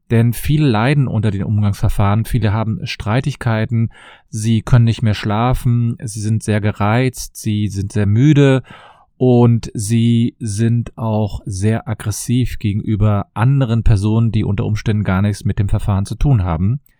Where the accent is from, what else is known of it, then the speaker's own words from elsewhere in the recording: Cologne, North Rhine-Westphalia, Germany; ich komme aus Köln und ich freue mich, dass du wieder dabei bist.